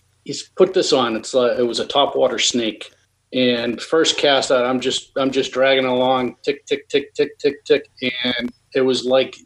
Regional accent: New Bedford, Massachusetts, United States; moved away; I grew up in Eastern Mass down in New Bedford.

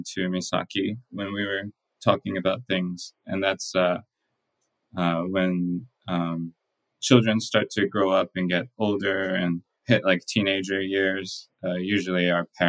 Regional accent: Texas, United States; moved away; also born or lived in Maryland; I was born in Texas

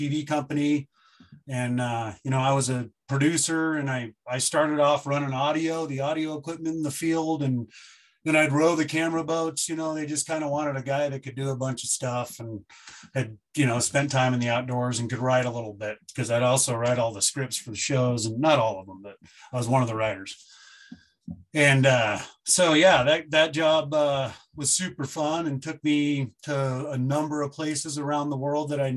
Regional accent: Bend, Oregon, United States; moved away as an adult; also born or lived in Bozeman, Montana; now in Missoula, United States; I moved here in 2005 from Bend, Oregon, where I grew up.

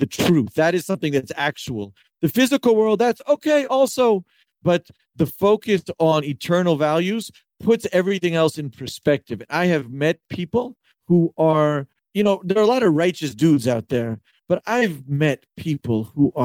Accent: Memphis, Tennessee, United States; moved away as an adult; now in Safed, Israel; I grew up in Memphis.

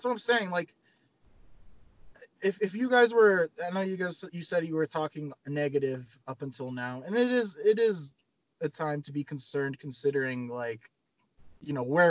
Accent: United States; for me as an American fan

